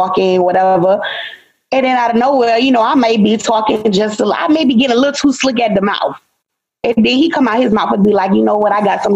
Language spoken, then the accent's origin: English; Miami, Florida, United States; We're both from Miami, but I'm half Jamaican